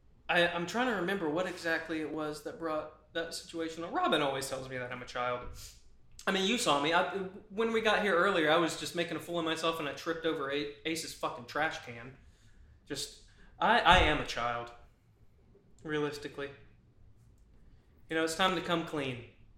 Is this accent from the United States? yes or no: yes; United States; Yeah. I'm American. I know where my heart is.